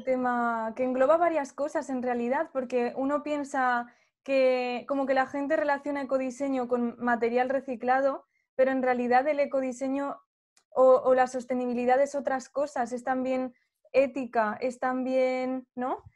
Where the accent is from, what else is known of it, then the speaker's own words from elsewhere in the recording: Zaragoza, Aragon, Spain; also born or lived in Daroca; yo soy de Zaragoza